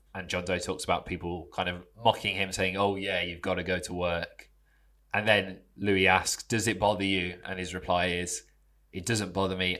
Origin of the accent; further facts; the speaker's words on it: United Kingdom; I'm from the Midlands.